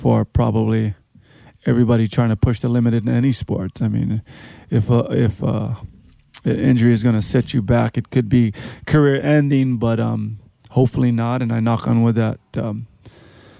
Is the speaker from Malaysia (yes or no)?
no; Honolulu, Hawaii, United States; also born or lived in Mililani, Hawaii / North Shore, Oahu; I grew up in Waikiki